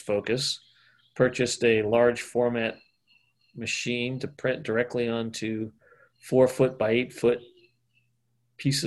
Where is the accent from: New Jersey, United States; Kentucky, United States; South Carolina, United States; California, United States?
California, United States; Berkeley; now in Santa Cruz County, United States; I grew up in Berkeley.